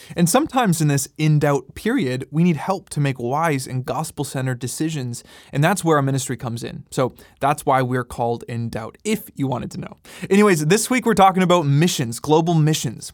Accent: Canada; I'm Canadian

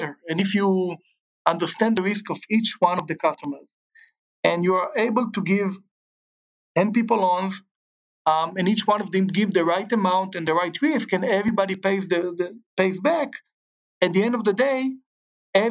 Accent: Israel; moved away as an adult; also born or lived in Chicago; now in Southern California, United States; I grew up in Israel, great childhood

